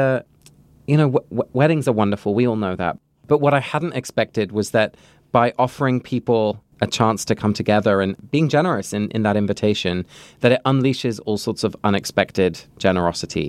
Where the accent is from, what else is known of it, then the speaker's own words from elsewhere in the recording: England, United Kingdom; moved away; I grew up in England